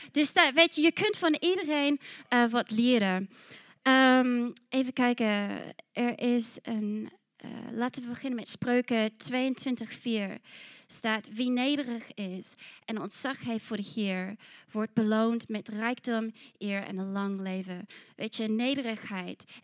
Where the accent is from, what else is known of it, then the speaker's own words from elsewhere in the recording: New Zealand; Want ik kwam uit Nieuw-Zeeland en weet je, ik zei, hey, laten we dit doen.